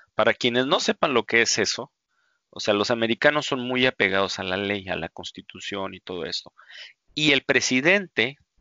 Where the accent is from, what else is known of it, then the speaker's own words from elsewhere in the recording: Mexico; nosotros como mexicanos